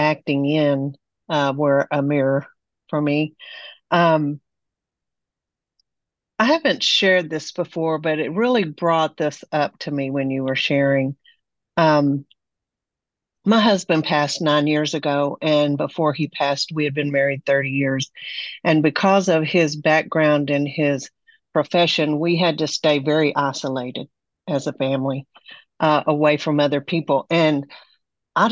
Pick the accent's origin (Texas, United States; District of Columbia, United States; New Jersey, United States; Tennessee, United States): Texas, United States; Amarillo; now in Bay Area, United States; I'm from Amarillo, Texas